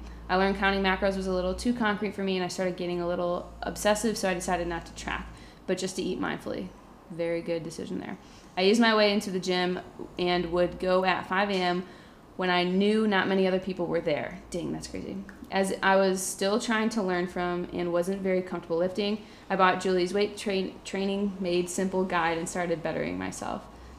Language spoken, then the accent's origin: English; Pennsylvania, United States; Growing up in Pennsylvania with friends the size of toothpicks, I always saw myself as the fat friend, even though looking back on pictures, I was just an average-sized kid.